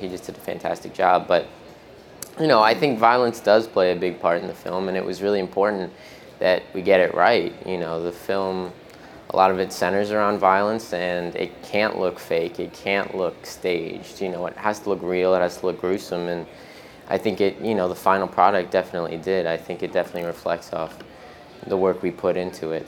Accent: New York City, New York, United States; I am from New York. I was born in Manhattan, uh, but I live about an hour north of the city

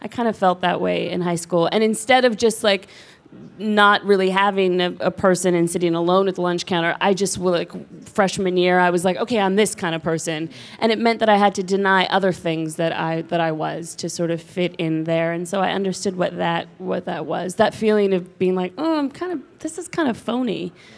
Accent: Los Angeles, California, United States; I grew up in Los Angeles. And Los Angeles is obviously really a diverse place. The high school I went to was 4,000 kids, a public school in Santa Monica, and there was every, you know, racial group, socioeconomic standing

